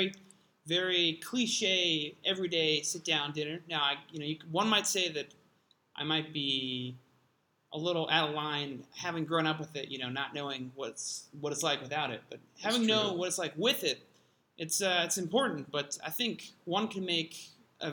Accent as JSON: {"language": "English", "town": "Pittsburgh", "region": "Pennsylvania", "country": "United States", "tie": "born or raised there", "said": "Growing up in Pittsburgh, a lot of cheap mom-and-pop Italian food."}